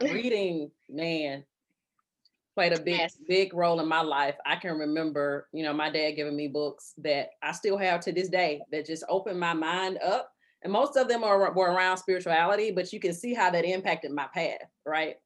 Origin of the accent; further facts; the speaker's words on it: Birmingham, Alabama, United States; I grew up on the northern side of Birmingham. I grew up in Hooper City